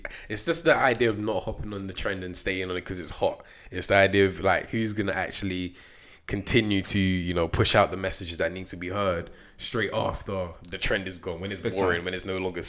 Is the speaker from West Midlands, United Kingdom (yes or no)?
yes; Coventry, West Midlands, United Kingdom; I was from Coventry